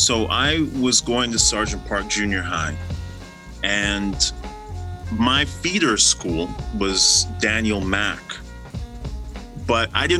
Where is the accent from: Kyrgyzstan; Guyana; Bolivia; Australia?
Guyana; moved away; So I'm from Guyana. I was born in Guyana.